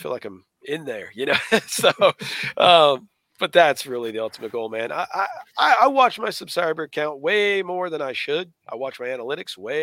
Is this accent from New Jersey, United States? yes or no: no; Colorado Springs, Colorado, United States; moved away as an adult; now in Yukon, United States; Moved from Colorado Springs, Colorado, which I lived in Colorado my whole life up until then